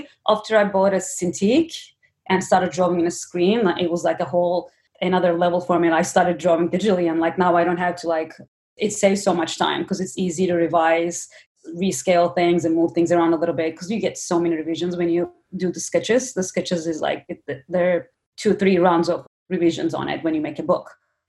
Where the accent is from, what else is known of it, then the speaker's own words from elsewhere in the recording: Istanbul, Turkey; moved away; Growing up in Turkey, it's very different than growing up in US.